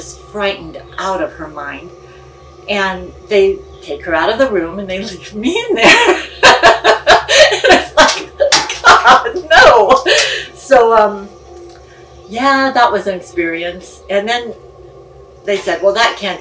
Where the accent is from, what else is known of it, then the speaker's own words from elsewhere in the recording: Illinois, United States; also born or lived in California; When I was 4, we moved from California to Illinois